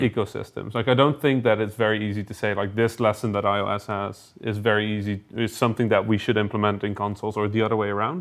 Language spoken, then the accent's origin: English; Netherlands; I'm officially from the Netherlands